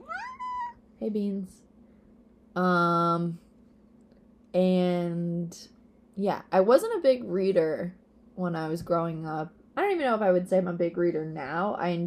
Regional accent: Peekskill, New York, United States; now in Long Island, United States; I am from Peekskill, New York, is where I was raised

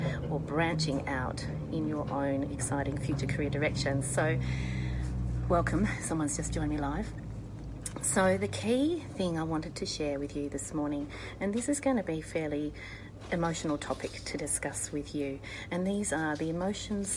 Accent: Australia

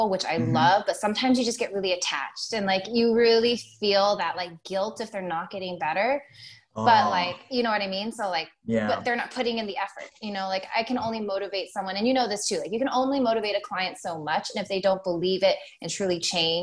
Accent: Eastern Washington, United States; also born or lived in Seattle; I'm from Eastern Washington

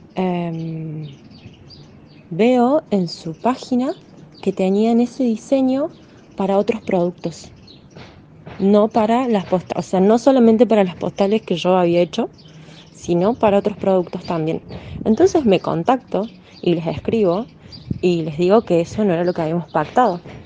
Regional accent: Argentina; yo soy de Argentina

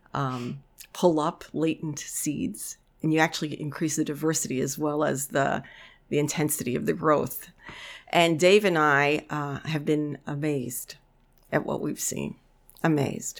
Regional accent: New York City, New York, United States; now in Amery, Wisconsin, United States; I grew up in the Bronx, a kid of the tenements in the nineteen fifties and sixties

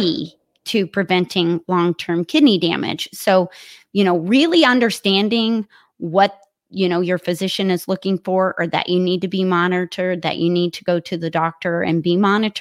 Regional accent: Kentucky, United States; moved away as an adult; now in Columbus, United States; I'm originally from Kentucky

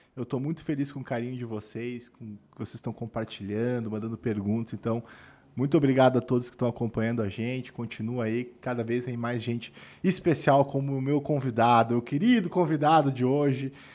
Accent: Rio Grande do Sul, Brazil; accent: gaúcho; moved away as an adult; now in São Paulo, Brazil; Eu venho do, do sul do Brasil

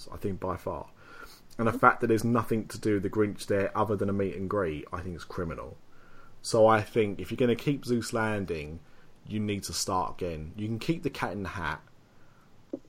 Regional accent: United Kingdom; we're British

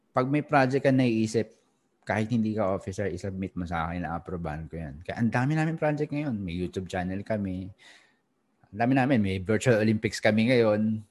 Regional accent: Philippines; moved away as an adult; now in Singapore; as a Filipino also na nasa Singapore 2007 may company na ako

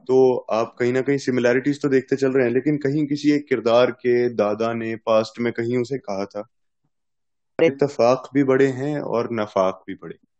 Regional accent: Punjab, India; मैं तो पंजाब से हूँ पंजाबी हूँ

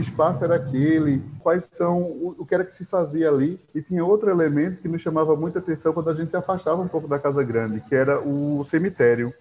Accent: São Vicente Ferrer, Pernambuco, Brazil; Eu sou de São Vicente Ferrer, é uma cidade do Agreste Setentrional, fica aqui próximo a, a zona da mata, por uma questão ou outra, hoje é a Grécia Setentrional, mas foi aqui que eu nasci, mas vivi muito parte, é, boa parte da minha infância uh, na fazenda Cavunga

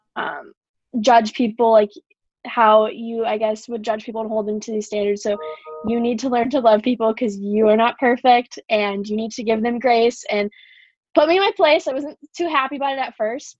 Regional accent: Waukee, Iowa, United States; now in Iowa City, United States; I'm from Waukee

